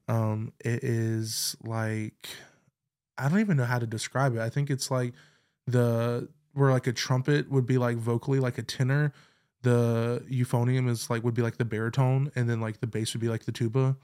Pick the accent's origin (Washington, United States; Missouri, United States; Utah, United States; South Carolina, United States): South Carolina, United States; Clover; I grew up in Clover, South Carolina